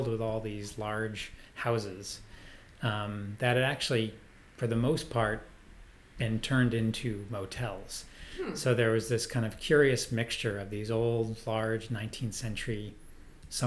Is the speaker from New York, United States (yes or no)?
yes; Lake George, New York, United States; also born or lived in Vermont; now in Boston, United States; I grew up in Lake George, New York, which is northern New York State